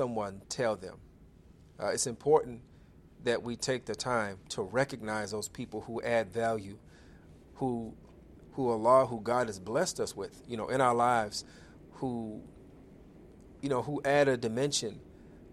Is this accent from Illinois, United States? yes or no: yes; Chicago, Illinois, United States; my hometown of Chicago, Illinois